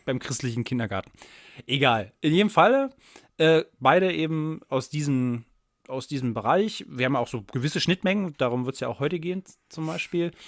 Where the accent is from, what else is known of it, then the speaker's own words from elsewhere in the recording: Saxony, Germany; wir sind beide aus Sachsen